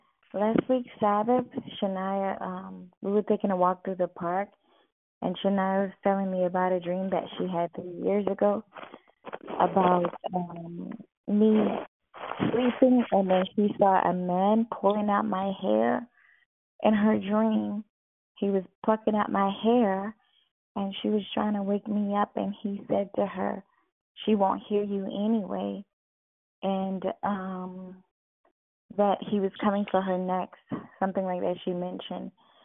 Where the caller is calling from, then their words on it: Virginia, United States; I'm calling from Virginia, Fort Smith, Virginia, okay. The U.S.